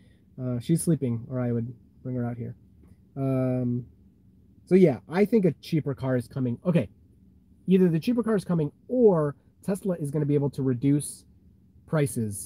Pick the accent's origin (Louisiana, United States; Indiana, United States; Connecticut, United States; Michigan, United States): Michigan, United States; I'm from Michigan too